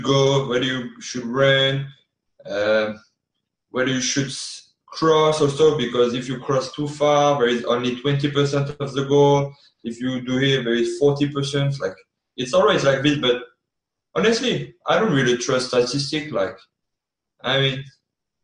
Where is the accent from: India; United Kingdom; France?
France; Brittany; moved away as an adult; also born or lived in Tennessee; now in Erie, United States; I'm from Brittany, you know, the west of France